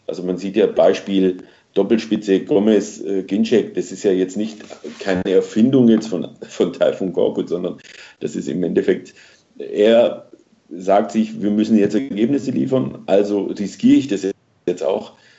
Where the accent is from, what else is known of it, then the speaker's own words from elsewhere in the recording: near Stuttgart, Baden-Württemberg, Germany; ich bin in, in, in der Nähe von Stuttgart groß geworden